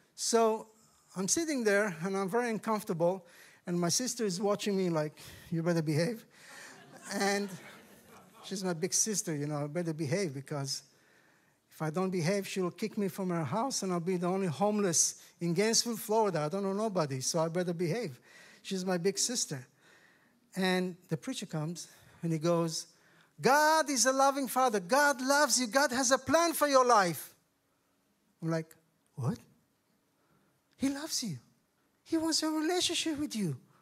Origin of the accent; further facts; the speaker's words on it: Tel Aviv, Tel Aviv District, Israel; I come from Israel